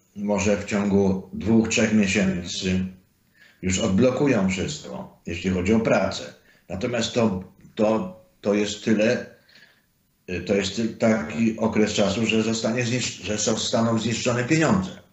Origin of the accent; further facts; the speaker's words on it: Zakopane, Lesser Poland, Poland; moved away as an adult; also born or lived in United States; pochodzę z Zakopanego